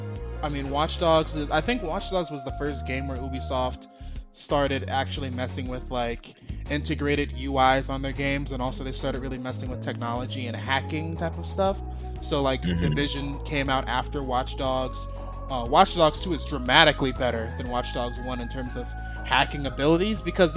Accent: Chicago, Illinois, United States; As a Chicagoan my whole life

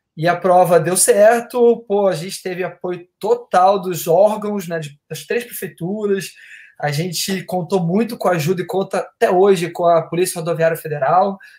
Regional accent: Rio de Janeiro, Brazil; Sou do Rio aqui

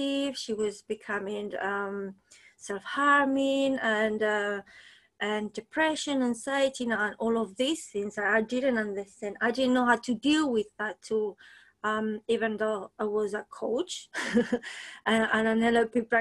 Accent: Spain; moved away as an adult; also born or lived in New Zealand; now in London, United Kingdom; I'm from Spain originally. I came to London 21 years ago, very young.

